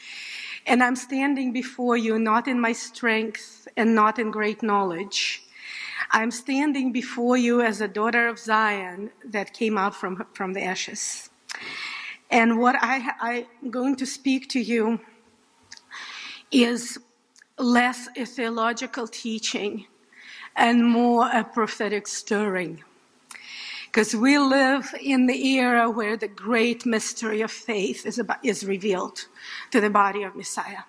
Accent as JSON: {"language": "English", "region": "Saint Petersburg", "country": "Russia", "tie": "born or raised there", "moved": "yes", "said": "in St. Petersburg, Russia. I grew up in a very secular Jewish family"}